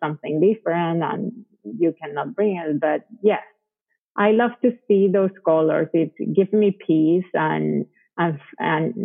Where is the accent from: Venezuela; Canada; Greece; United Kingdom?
Venezuela; English is a second language; moved away as an adult; also born or lived in Colombia / Connecticut, United States; now in Texas, United States; I was raised in Venezuela, but when I was 23, I came to the United States to study English